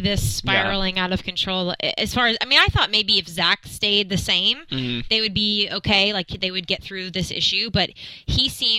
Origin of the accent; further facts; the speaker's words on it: Alabama, United States; I'm from Alabama.